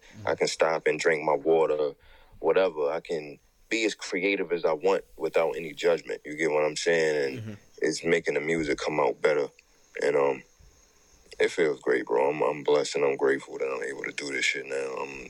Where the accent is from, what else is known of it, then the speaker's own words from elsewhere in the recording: Baltimore, Maryland, United States; accent: New York; tell niggas all the time, bro, I've been in Baltimore more than 95% of my life, but I sound like I'm from New York because of the niggas I grew up on, you know what I mean?